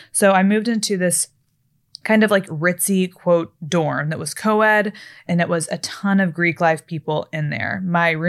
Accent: Fort Worth, Texas, United States; also born or lived in Florida; growing up in Florida and in Texas, especially later in Texas in Fort Worth.

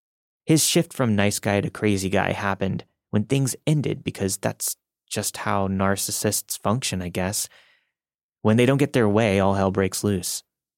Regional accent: India; English is a second language; I'm from India, and I live in a well-known city in the country.

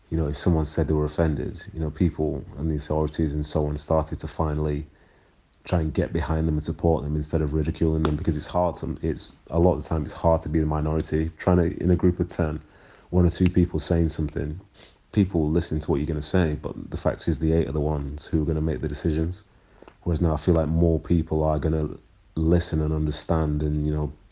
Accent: Manchester, North West England, United Kingdom; also born or lived in Nigeria / Miles Platting; being raised in Manchester in the 90s, I did experience a few things. My whole family did because we, you know, we came from we came from Nigeria and we were at the time, I think, one of the very few, if not the only, black family that was in Miles Platting around that time.

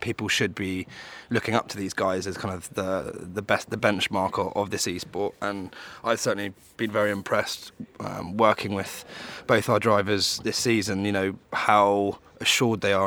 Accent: London, United Kingdom; I'm from London

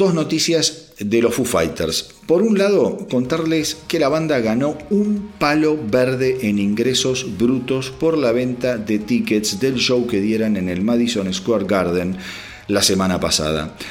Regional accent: Argentina; como argentino

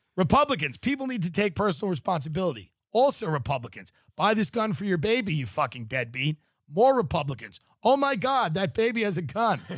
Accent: New York, United States; now in Los Angeles, United States; I'm from New York.

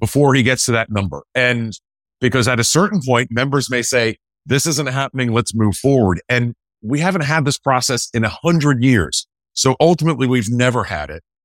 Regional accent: Winston-Salem, North Carolina, United States; moved away; also born or lived in Richmond, Virginia; I grew up in Winston-Salem, North Carolina, and Richmond, Virginia

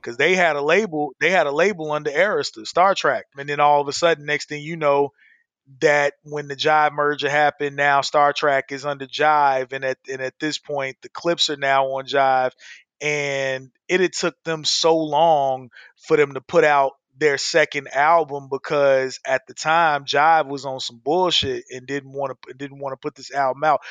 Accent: Chicago, Illinois, United States; now in Arizona, United States; I live in Arizona, but I grew up in Chicago

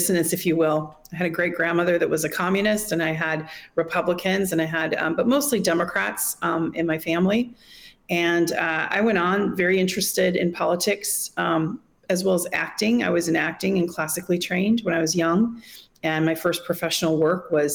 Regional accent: Wisconsin, United States; also born or lived in Monterey, California; now in Moscow, Russia; my parents moved when I was a baby to Wisconsin and had a farm

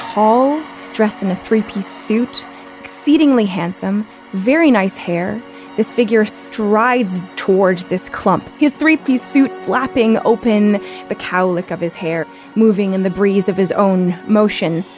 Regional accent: Canada; moved away as an adult; now in United States; I am Canadian.

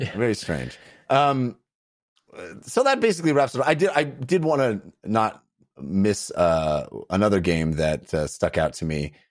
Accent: Bay Area, California, United States; I come from the Bay Area, so I say Concord 'cause that's the name of the city in the Bay Area

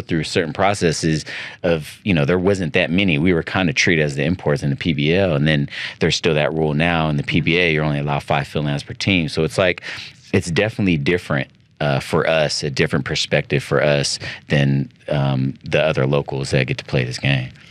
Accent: United States; moved away as an adult; now in Philippines; we're all Filipino Americans

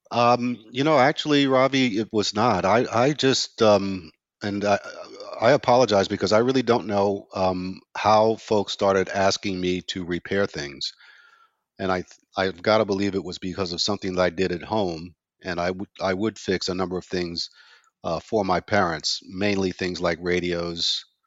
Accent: New York City, New York, United States; growing up in Brownsville was growing up in a ghetto environment

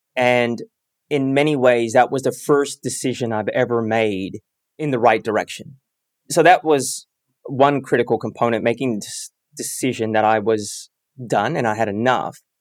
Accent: Bay Area, California, United States; I grew up in the Bay Area

